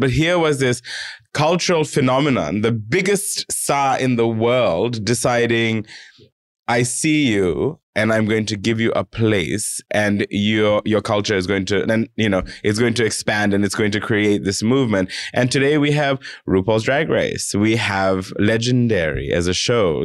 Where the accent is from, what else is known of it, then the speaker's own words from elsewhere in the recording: Fiji; now in Australia; myself as, as a, as a Fijian person